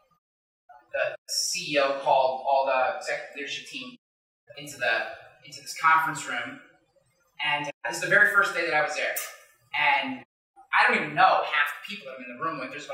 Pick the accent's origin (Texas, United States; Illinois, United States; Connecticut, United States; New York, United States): New York, United States; Rensselaer County; also born or lived in Rochester, New York; I grew up way out in Rensselaer County